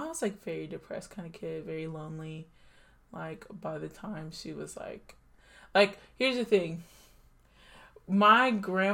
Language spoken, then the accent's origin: English; the South, United States; moved away; I was born in 1997 in the South